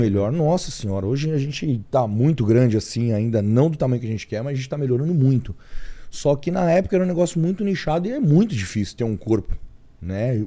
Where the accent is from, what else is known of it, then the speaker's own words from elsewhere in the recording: São Paulo, Brazil; eu nasci realmente aqui em São Paulo mesmo, São Paulo capital. E num, num bairro do Imirim, Cachoeirinha, meio que na região da Zona Norte mesmo